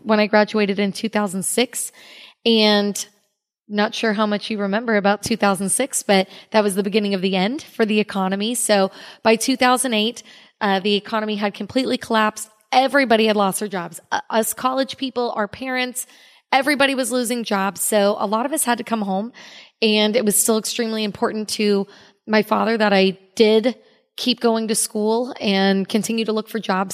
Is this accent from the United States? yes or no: yes; Cape Coral, Florida, United States; also born or lived in Orlando, Florida; I was born in Cape Coral, Florida, and I was raised there